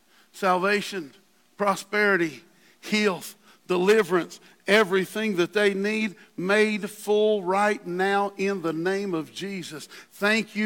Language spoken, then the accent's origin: English; West Virginia, United States; I'm from West Virginia